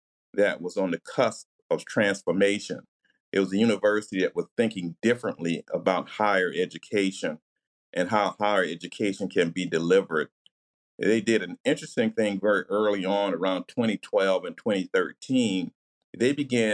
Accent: North Carolina, United States; moved away as an adult; also born or lived in Cambridge, Massachusetts; I'm a North Carolinian

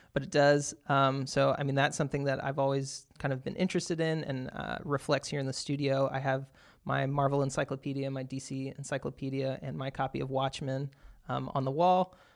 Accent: Texas, United States; moved away; I'm originally from Texas

